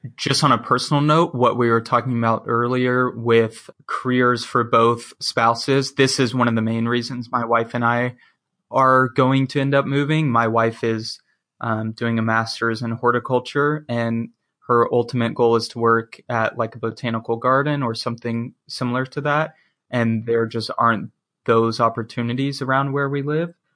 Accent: the South, United States; I'm from the South. That small southern town life is just like what I'm used

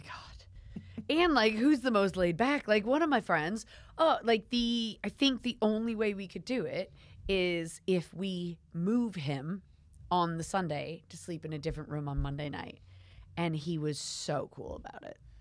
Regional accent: United States; now in United Kingdom; I'm American

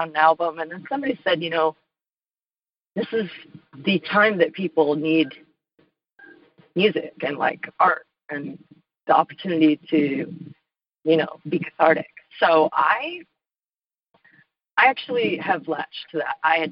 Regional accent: Washington, United States; also born or lived in Los Angeles, California; now in Nashville, United States; I'm from Washington State. I lived in L.A., now I live in Nashville, Tennessee

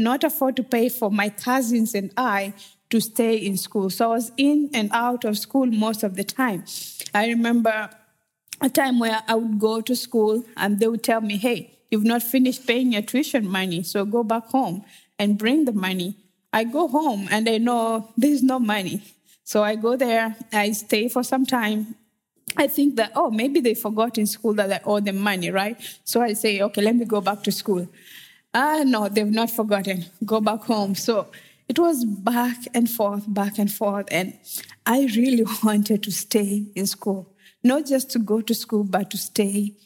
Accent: Western Kenya, Kenya; moved away; I'm originally from Kenya, and I grew up in a small village in Western Kenya

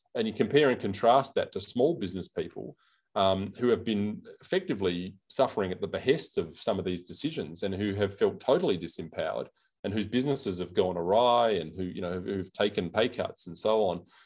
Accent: South Australia, Australia; here in, in South Australia, in my home state

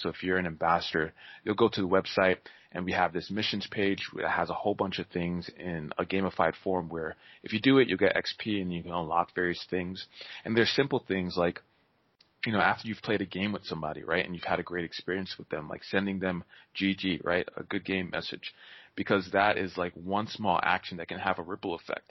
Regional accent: Maryland, United States; also born or lived in New York; I was born in New York, I, and then I grew up in, in Maryland

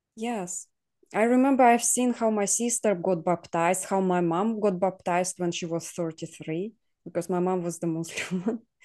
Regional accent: Ukraine; now in Poland; we all were sent to Ukraine when I was two years old. So I grew up in Ukraine, but I wasn't born there as well.

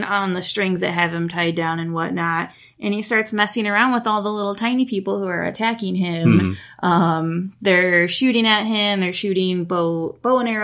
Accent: Midwest, United States; accent: Midwest; my Midwest talking

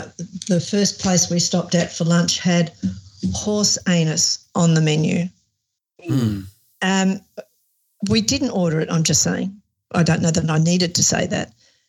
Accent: Australia; But in Australia, it's not what we were raised on.

